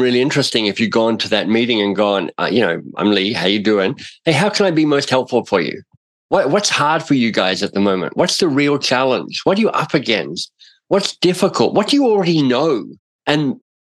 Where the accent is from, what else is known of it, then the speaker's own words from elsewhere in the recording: Australia; now in Toronto, Canada; I'm in Toronto. I'm itinerant. I'm an Australian.